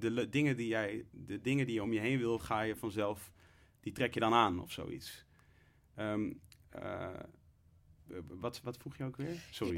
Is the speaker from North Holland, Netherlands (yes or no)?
no; Leusden, Utrecht, Netherlands; also born or lived in Amsterdam; ik ben opgegroeid in Leusden in een, veel, hè, in een overwegend witte gemeenschap